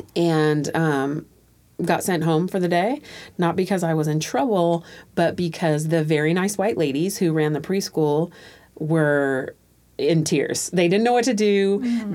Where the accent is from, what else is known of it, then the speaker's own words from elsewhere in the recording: Tacoma, Washington, United States; also born or lived in Panama; So I too moved to Tacoma when I was two or three, and two. I was two